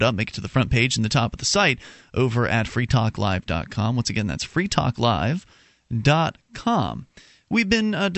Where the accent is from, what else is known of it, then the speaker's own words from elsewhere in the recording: Sarasota, Florida, United States; my hometown of Sarasota, Florida